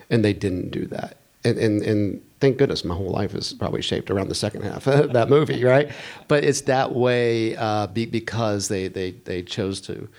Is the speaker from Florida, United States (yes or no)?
no; Texas, United States; I was from Texas, I spoke a certain way, I had blue eyes